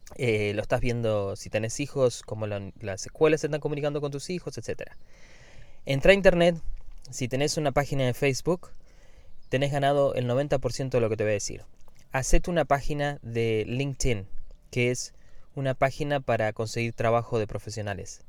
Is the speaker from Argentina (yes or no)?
yes; Argentina; now in United States; Yo soy argentino y veo las noticias de Argentina